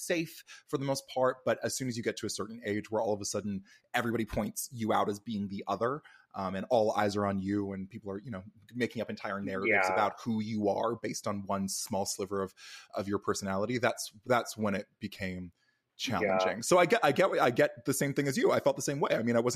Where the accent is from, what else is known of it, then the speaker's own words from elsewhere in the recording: Alberta, Canada; also born or lived in Calgary; I'm from Alberta, actually. I was born and raised in Alberta